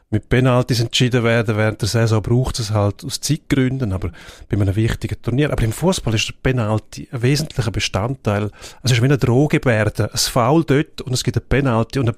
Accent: Switzerland; als Schweizer bist du immer noch der Aussenseiter gewesen

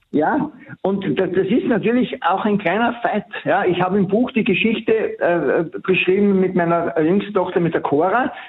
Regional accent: Austria; bei uns in Österreich

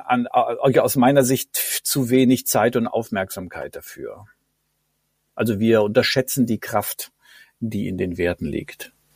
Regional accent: near Bielefeld, North Rhine-Westphalia, Germany; now in Cologne, Germany; aufgewachsen in Ostwestfalen in der Nähe von Bielefeld

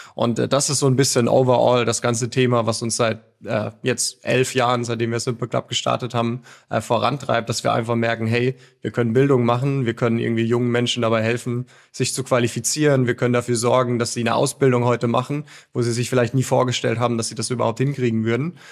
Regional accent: Mosbach, Baden-Württemberg, Germany; Moosbach, das ist eine, eine Kleinstadt in Baden-Württemberg. Ganz, ganz grob näher Heidelberg

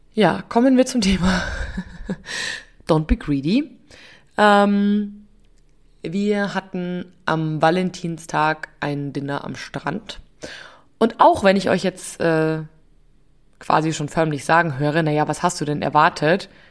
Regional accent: Upper Bavaria, Germany; bei uns in Oberbayern

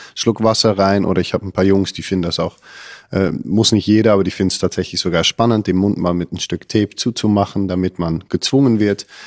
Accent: Netherlands; ich kenne das als Holländer gar nicht

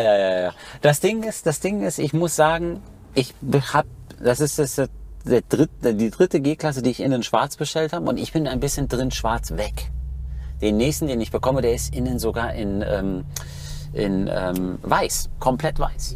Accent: Schloss Holte-Stukenbrock, North Rhine-Westphalia, Germany; bin in Schloss Holte-Stubenbrock zur Schule Schauspielschule gegangen, vor Ort von Bielefeld, 15 Kilometer

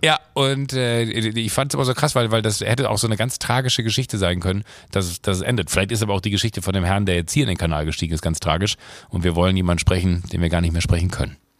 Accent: Rhineland, Germany; passiert mir auch manchmal als Rheinländer

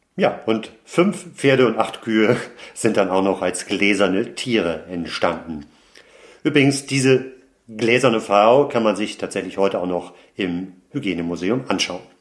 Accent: Hamburg, Germany; Hamburg, in meine Heimatstadt

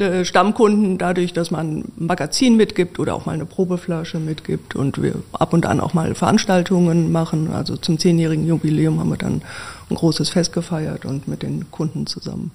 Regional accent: Wiesbaden, Hesse, Germany; also born or lived in Marburg; in meiner Geburtsstadt Wiesbaden, meiner alten Heimat

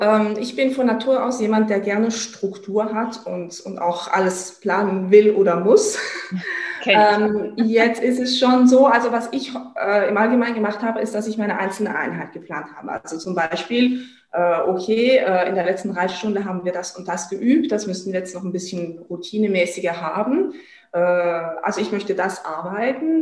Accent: France; bei uns in Frankreich ist es ja auch, also Frankreich ist auch ein Pferdeland

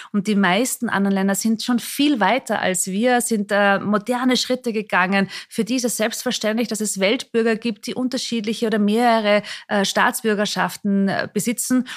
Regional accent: Mondsee, Upper Austria, Austria; moved away as an adult; also born or lived in Salzburg / Vienna; ich bin aufgewachsen in Mondsee, an dem kleinen Ort, auch hier in der Nähe von Salzburg, bin auch in Salzburg in die Schule gegangen

